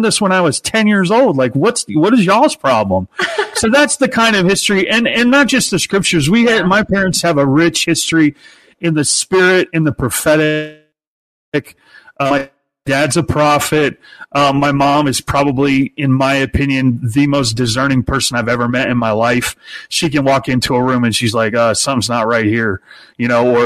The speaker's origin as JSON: {"language": "English", "town": "Peoria", "region": "Illinois", "country": "United States", "tie": "born or raised there", "said": "I was born in Peoria, Illinois, the hometown of Richard Pryor"}